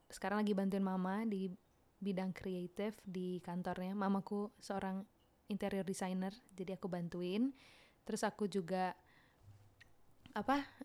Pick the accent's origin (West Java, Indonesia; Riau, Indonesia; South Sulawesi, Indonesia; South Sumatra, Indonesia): Riau, Indonesia; Pekanbaru; moved away as an adult; ke aku lahir di Pekanbaru